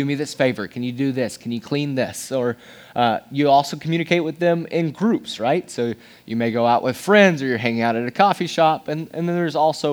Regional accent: Johnson City, Tennessee, United States; moved away as an adult; also born or lived in Knoxville, Tennessee; now in Nashville, United States; I am from East Tennessee. I was born and raised. I was born in Knoxville, then moved in Johnson City, Tennessee.

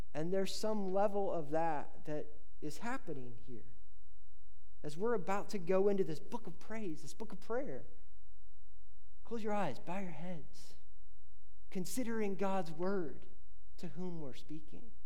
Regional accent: Indiana, United States; I grew up in Indiana where there's creeks and rivers

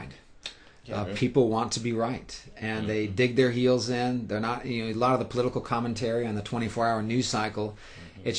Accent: United States; also born or lived in United Kingdom; as American evangelicals

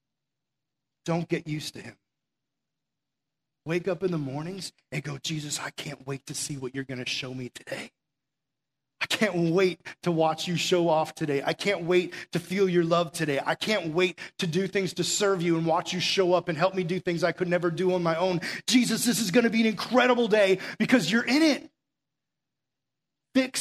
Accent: Massachusetts, United States; now in Florida, United States; I'm from Massachusetts originally

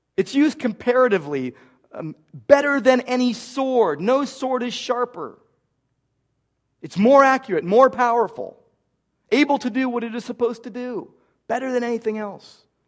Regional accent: Downey, California, United States; moved away; I grew up in Downey

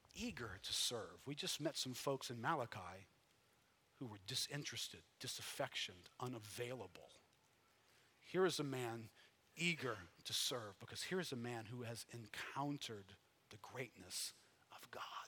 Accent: United States; I'm an American.

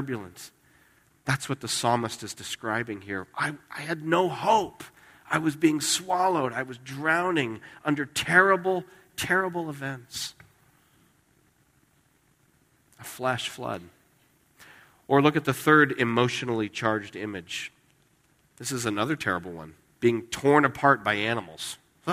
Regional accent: Las Vegas, Nevada, United States; moved away; I grew up in Las Vegas.

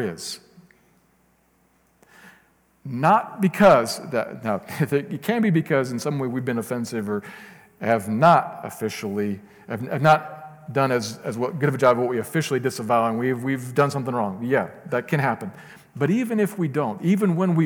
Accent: United States; I'm an American.

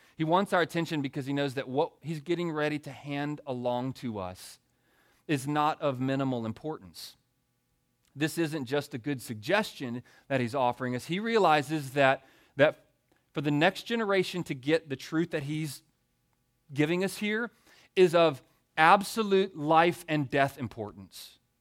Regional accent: Baton Rouge, Louisiana, United States; moved away; also born or lived in Greenville, South Carolina; I was born and reared in Baton Rouge, Louisiana. So I grew up eating the best food on earth

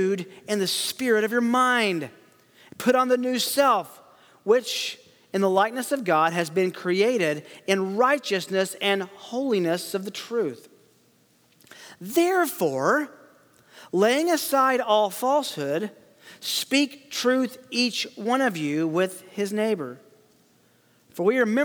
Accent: Tennessee, United States; I am from Tennessee, so English is technically my second language.

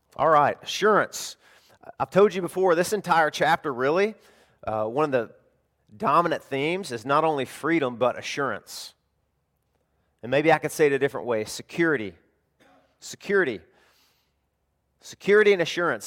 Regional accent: the South, United States; now in Florida, United States; I'm from the South, we had tornadoes all the time

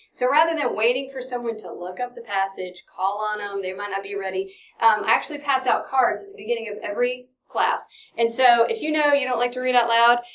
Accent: Dallas, Texas, United States; I'm from Dallas, Texas

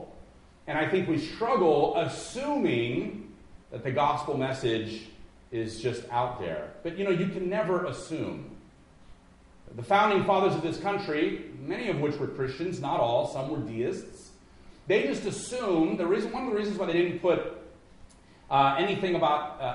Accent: Los Angeles, California, United States; now in Midwest, United States; I'm from Los Angeles.

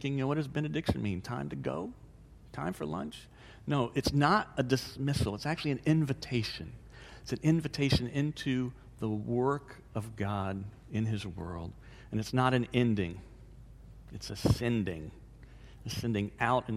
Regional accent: DeLand, Florida, United States; moved away; my hometown, DeLand

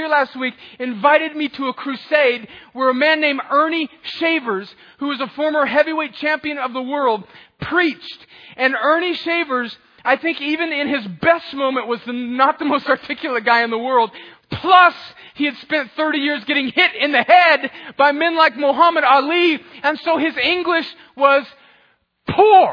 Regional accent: El Centro, California, United States; in my hometown of El Centro, California

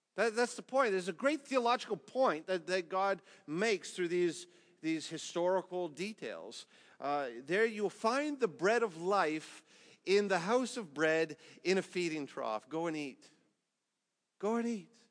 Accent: Canada; as a Canadian

